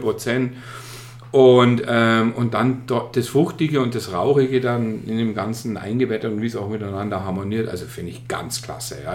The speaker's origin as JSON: {"language": "German", "town": "Starnberg", "region": "Bavaria", "country": "Germany", "also_born_or_lived": "Munich", "moved": "as an adult", "lives_now": "Bamberg, Germany", "said": "komme aus Starnberg, also kein gebürtiger Oberfranke"}